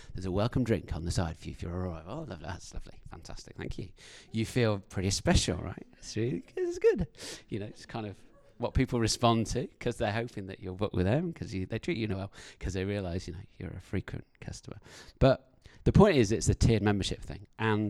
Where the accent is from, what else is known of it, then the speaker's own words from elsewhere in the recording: United Kingdom; As a British person, I find public confrontation very, very difficult to deal with.